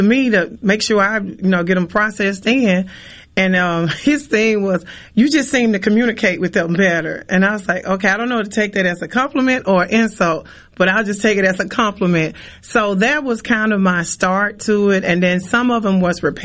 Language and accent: English; Port Gibson, Mississippi, United States; my hometown in Port Gibson